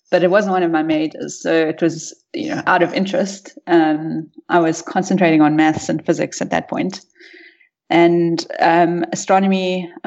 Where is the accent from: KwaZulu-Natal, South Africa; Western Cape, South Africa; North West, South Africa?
North West, South Africa; Rustenburg; Um, I'm a South African. I grew up in the northwest province, um, mostly in Rustenburg, uh, but moved we moved around quite a bit when I was young.